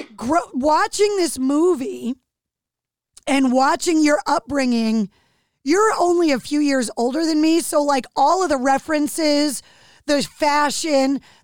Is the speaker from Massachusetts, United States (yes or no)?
yes; Leominster, Massachusetts, United States; I grew up in Leominster, which was different